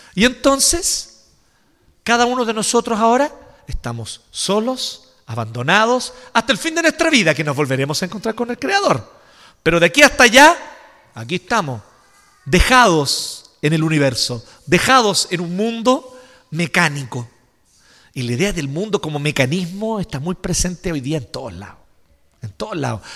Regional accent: Chile; nosotros como chilenos

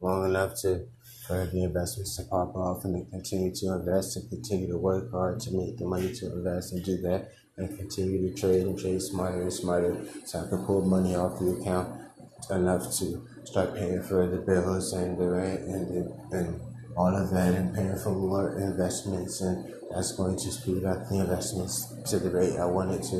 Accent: United States; as an American

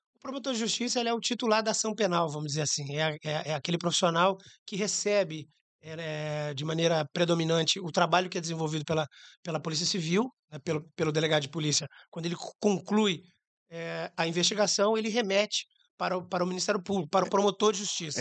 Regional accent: Jaú, São Paulo, Brazil; moved away as an adult; also born or lived in Cascavel, Paraná; now in Rio de Janeiro, Brazil; Cascavel é meu nascimento. Mas é, a família migra para o interior de São Paulo, a cidade de Jaú, próximo a Bauru, onde fiz faculdade de Direito

